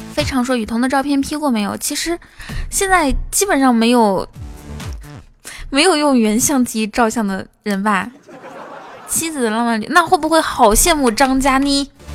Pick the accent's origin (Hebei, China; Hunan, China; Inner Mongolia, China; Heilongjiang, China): Inner Mongolia, China; 我内蒙古人